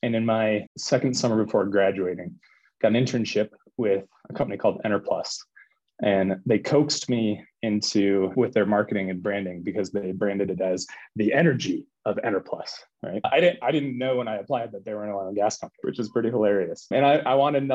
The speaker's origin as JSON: {"language": "English", "region": "Colorado", "country": "United States", "tie": "born or raised there", "said": "So I grew up in Colorado. I've lived in Colorado my entire life."}